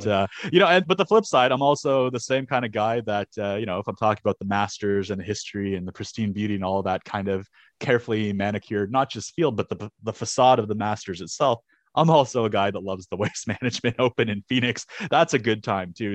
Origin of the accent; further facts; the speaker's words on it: Canada; as a Canadian